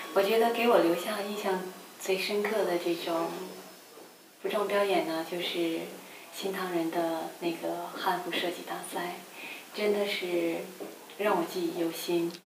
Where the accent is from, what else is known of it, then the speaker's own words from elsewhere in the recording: northern China, China; 因为我是北方人，就是我小的时候呢，就是住在一个院子里面嘛，一个院子里面呢，大概有十几个小朋友